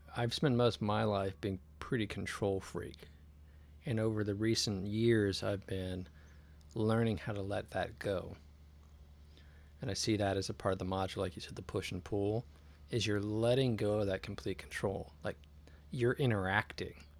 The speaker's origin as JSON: {"language": "English", "town": "San Jose", "region": "California", "country": "United States", "tie": "born or raised there", "also_born_or_lived": "Oakland", "said": "I grew up in the South Bay in San Jose"}